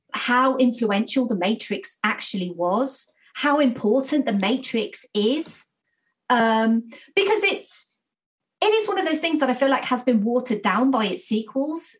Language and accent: English; United Kingdom; I'm British